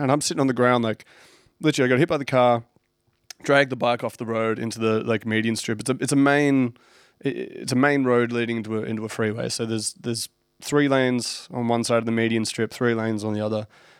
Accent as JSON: {"language": "English", "town": "Sunbury", "region": "Victoria", "country": "Australia", "tie": "born or raised there", "said": "at the local pub down in where we grew up in Sunbury, in Victoria."}